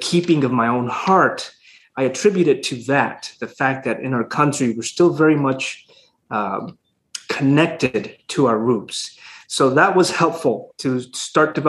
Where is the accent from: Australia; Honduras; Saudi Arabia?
Honduras; moved away as an adult; now in Houston, United States; So I'm from Honduras. I was born and raised there. I didn't come to the States until I was 20, about 21 almost.